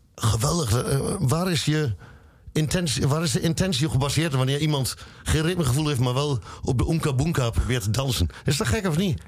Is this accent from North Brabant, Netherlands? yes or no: no; Luttenberg, Overijssel, Netherlands; ik kom uit Luttenberg, dat is een klein dorpje.